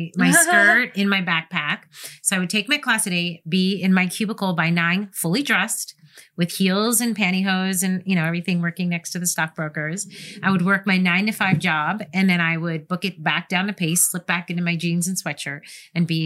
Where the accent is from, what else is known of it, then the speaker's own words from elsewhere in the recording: New York, United States; moved away; I'm born and raised in New York